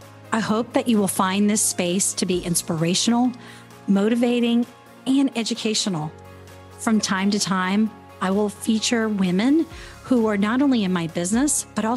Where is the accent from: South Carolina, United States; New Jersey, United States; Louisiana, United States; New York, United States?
Louisiana, United States; New Orleans; I am a New Orleans girl.